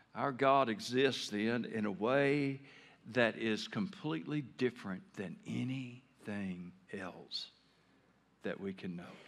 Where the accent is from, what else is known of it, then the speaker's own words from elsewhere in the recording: Taylor, Arkansas, United States; moved away as an adult; I grew up in Taylor, Arkansas